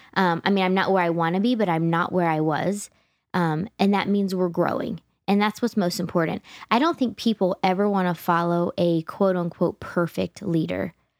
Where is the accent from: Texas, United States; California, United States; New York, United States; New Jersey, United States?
New Jersey, United States; growing up in Jersey